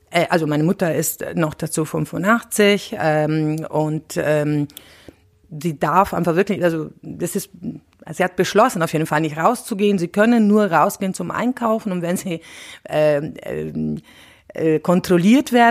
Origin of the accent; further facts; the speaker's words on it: Italy; German is a second language; now in Germany; ich bin auch Italienerin, ich wohne aber seit äh, ungefähr 25 Jahren in Deutschland